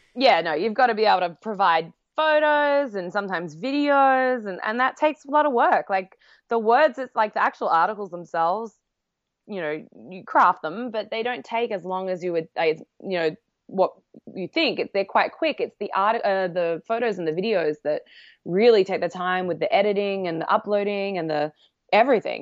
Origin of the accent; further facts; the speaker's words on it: Australia; moved away as an adult; now in New York, United States; I obviously grew up in Australia